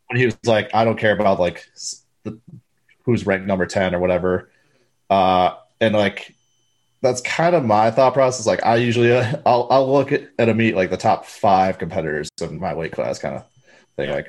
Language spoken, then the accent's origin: English; Wisconsin, United States; I, I am from Wisconsin.